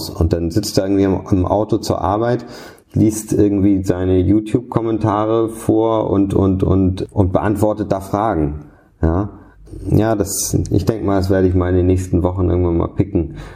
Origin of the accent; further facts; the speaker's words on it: Hamburg, Germany; Wir sind früher viel nach Dänemark gefahren. Ich komme eigentlich aus Hamburg.